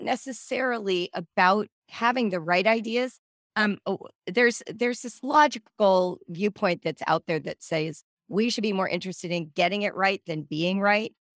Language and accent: English; Southern California, United States; also born or lived in Central Africa / North Africa; I grew up in Southern California.